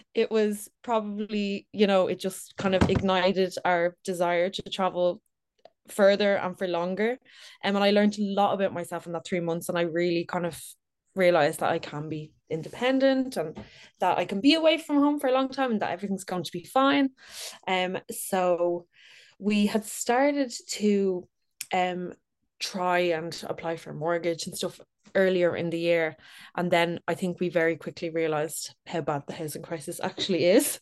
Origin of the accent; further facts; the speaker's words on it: Dublin, Leinster, Ireland; I'm thirty, from Dublin. I've, born and raised in Dublin.